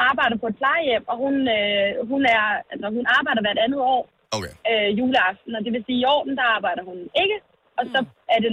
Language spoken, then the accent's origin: Danish; Roskilde, Zealand, Denmark; og jeg kommer selv fra Roskilde.